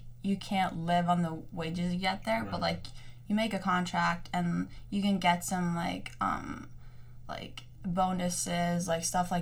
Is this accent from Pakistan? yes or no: no; Iceland; moved away as an adult; now in United States; growing up in Iceland